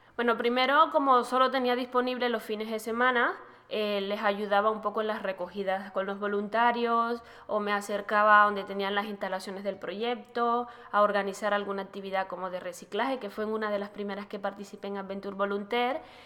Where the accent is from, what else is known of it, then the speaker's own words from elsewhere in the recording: Panama; En mi país, Panamá